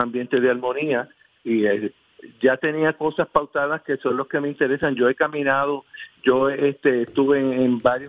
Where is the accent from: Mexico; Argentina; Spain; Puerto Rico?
Puerto Rico; Humacao; a mi pueblo, a la gente de Humacao